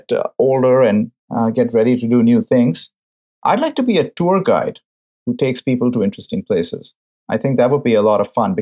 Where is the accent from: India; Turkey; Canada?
India; Mumbai, Maharashtra; now in San Francisco, United States; Mumbai, my hometown